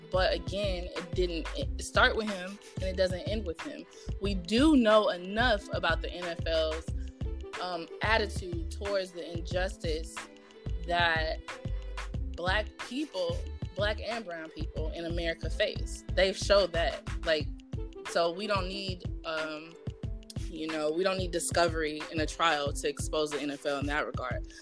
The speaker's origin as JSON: {"language": "English", "town": "Houston", "region": "Texas", "country": "United States", "tie": "born or raised there", "also_born_or_lived": "Austin, Texas", "moved": "as an adult", "lives_now": "New Jersey, United States", "said": "growing up in Texas"}